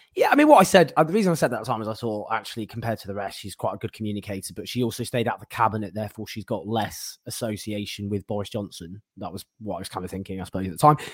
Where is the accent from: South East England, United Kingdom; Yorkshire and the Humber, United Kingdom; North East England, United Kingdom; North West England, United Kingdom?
North West England, United Kingdom; Stockport; I am from Stockport